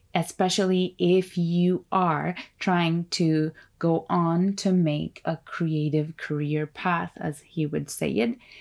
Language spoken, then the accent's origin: English; Turkey; first language Turkish; English is a second language; moved away; also born or lived in Ontario, Canada; I grew up in Turkey